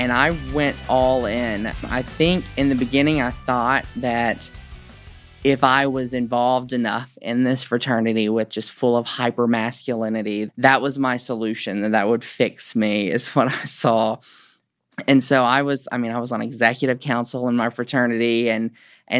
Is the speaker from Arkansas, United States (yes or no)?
yes; Hope, Arkansas, United States; born and raised in Hope, Arkansas